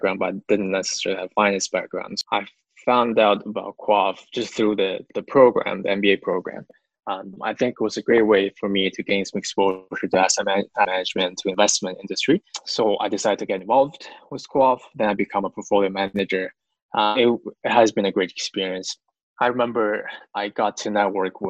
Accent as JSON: {"language": "English", "region": "Beijing", "country": "China", "tie": "born or raised there", "also_born_or_lived": "Philadelphia, United States", "second_language": "English", "moved": "as an adult", "lives_now": "Canada", "said": "I grew up in China. I was born and raised in China."}